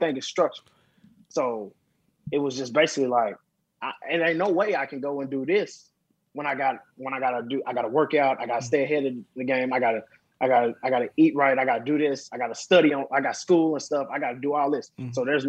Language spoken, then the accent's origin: English; Dallas, Texas, United States; Dallas, Texas.